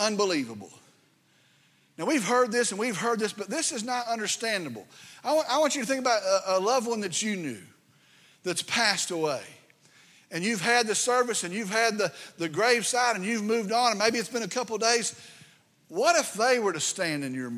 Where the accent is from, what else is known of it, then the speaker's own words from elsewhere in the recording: Vernon, Texas, United States; I grew up in Route 2, Vernon, Texas